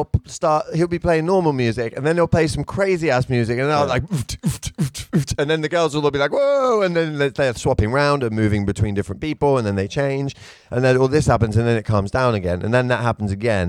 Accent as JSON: {"language": "English", "region": "England", "country": "United Kingdom", "also_born_or_lived": "London", "accent": "British", "moved": "as an adult", "lives_now": "Tokyo, Japan", "said": "I moved away from England"}